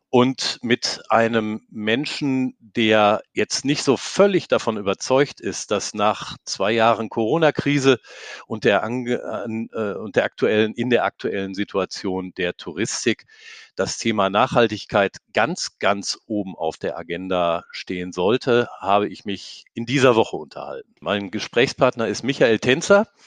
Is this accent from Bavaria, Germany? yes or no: no; North Rhine-Westphalia, Germany; Ich bin ja, ich bin ja Westfale und die haben zwar immer versucht, Karneval zu feiern, aber die können das nicht.